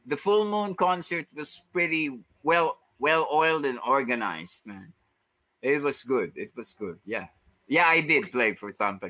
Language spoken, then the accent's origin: English; Valhalla, New York, United States; Where I grew up in Valhalla, I always steal coins from my mom.